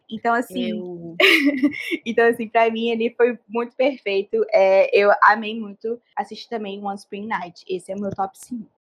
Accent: Rio de Janeiro, Brazil; eu sou do Rio de Janeiro

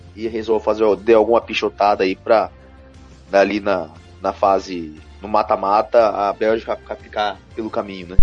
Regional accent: Brazil; a gente aqui como brasileiro

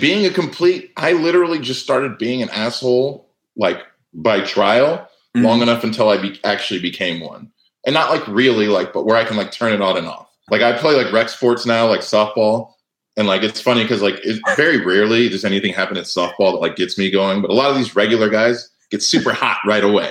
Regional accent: Cardiff by the Sea, California, United States; I was from Cardiff by the Sea, California

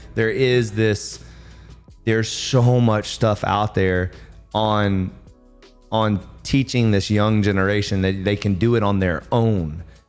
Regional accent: the South, United States; I'm from the south, and my mom was a major cooker

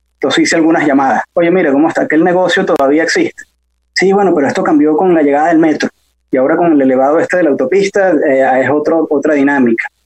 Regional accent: Santa Mónica, Capital District, Venezuela; also born or lived in Bello Monte; yo nací en Santa Mónica y crecí en Santa Mónica

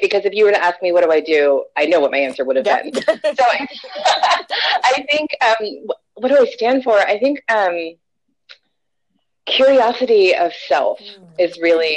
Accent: California, United States; I am in Orange County, California. I've lived in California my whole life, north and south

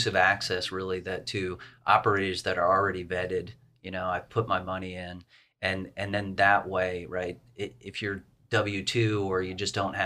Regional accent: East Coast, United States; I'm from the East Coast. I've always been on the East Coast all my life

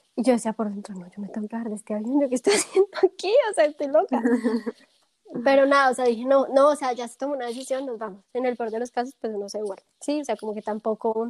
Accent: Bogotá, Colombia; moved away as an adult; now in Munich, Germany; soy colombiana de Bogotá, y me mudé hace más o menos tres años y un poquito más a Alemania, específicamente al sur, a Múnich.

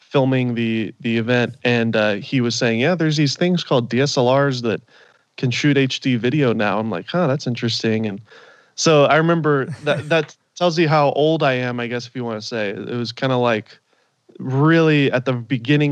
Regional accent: Nashville, Tennessee, United States; moved away as an adult; also born or lived in Los Angeles, California; now in Orange County, United States; I'm from Nashville originally, and grew up out there

